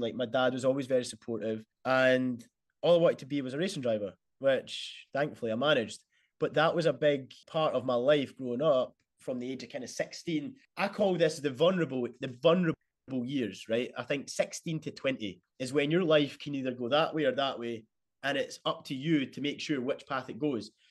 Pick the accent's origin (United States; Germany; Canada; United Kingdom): United Kingdom; Bathgate, Scotland; being Scottish